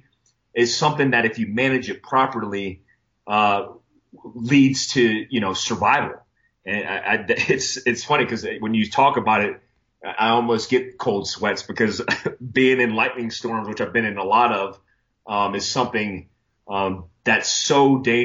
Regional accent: Florida, United States; lightning is something that I grew up with in Florida

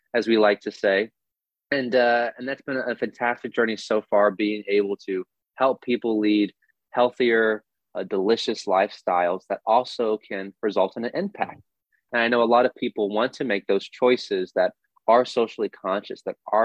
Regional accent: Austin, Texas, United States; I'm from Austin

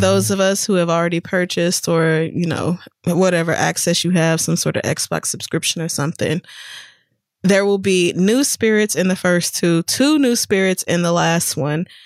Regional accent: Oklahoma, United States; also born or lived in Louisiana; I was born in Louisiana and I grew up in Oklahoma

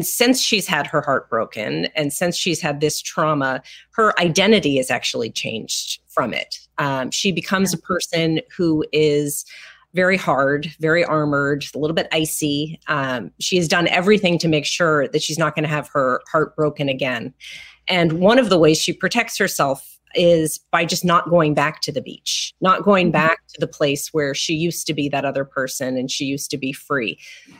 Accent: Los Angeles, California, United States; I grew up in Los Angeles

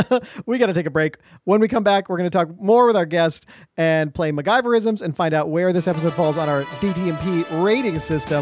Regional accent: Northeast Kingdom, Vermont, United States; what it was like for you growing up in the Northeast Kingdom, Vermont in the 80s and 90s.

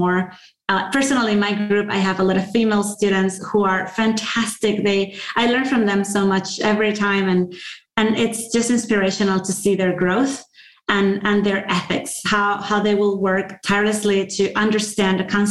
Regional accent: Venezuela; moved away as an adult; also born or lived in Virginia; I'm coming from Latin America

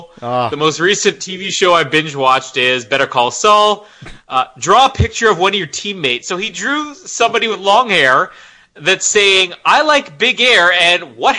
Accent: Canada; I am Canadian.

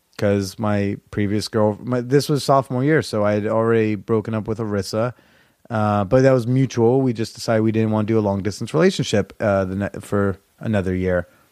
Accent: New Jersey, United States; moved away as an adult; now in New York, United States; my hometown house in New Jersey

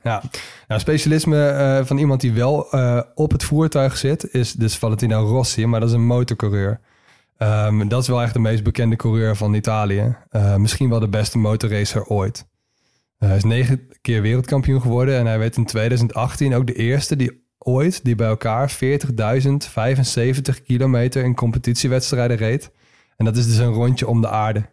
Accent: Netherlands; wij als Nederlanders

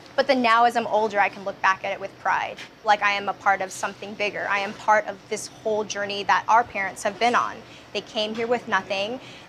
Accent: United States; growing up in America

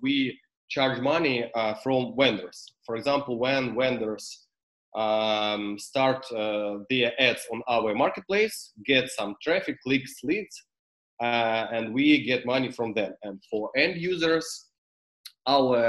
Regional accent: Ukraine; English is a second language; I'm from Ukraine

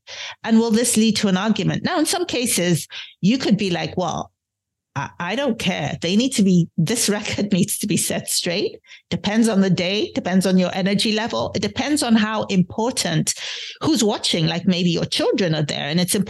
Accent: London, United Kingdom; born there; accent: British undertones; having been born in London, having, you know, been raised by a mother who was born and bred in Edinburgh, having gone to college, undergrad and grad school in the UK and spending a long time there, my accent does have British undertones.

